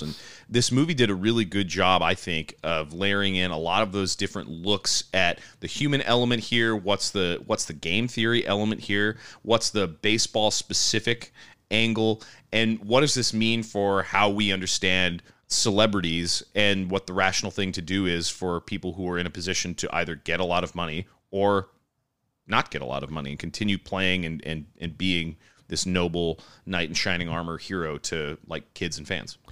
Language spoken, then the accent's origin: English; United States; we as Americans